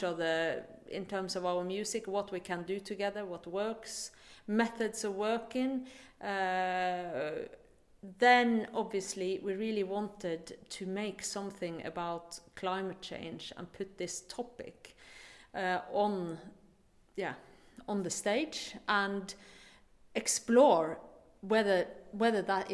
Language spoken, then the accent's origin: English; Vesterålen, Nordland, Norway; moved away; I am from Norway, from the very north of Norway, called Vesterålen Islands, above the Arctic Circle. That was where I was brought up.